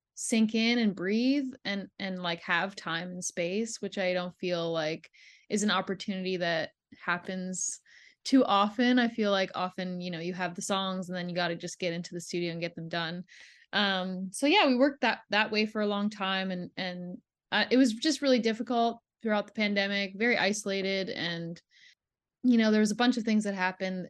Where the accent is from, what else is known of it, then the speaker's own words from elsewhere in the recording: Ontario, Canada; also born or lived in Quebec; I grew up in Ontario